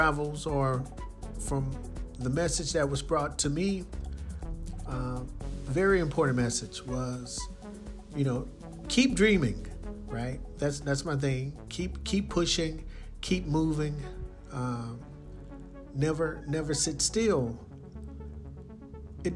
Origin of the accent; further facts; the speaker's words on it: Leeds, Alabama, United States; Leeds, Alabama. That's my hometown, born and raised.